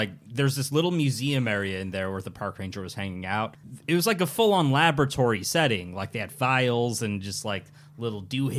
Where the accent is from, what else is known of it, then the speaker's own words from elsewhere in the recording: Irvine, California, United States; I grew up in Irvine.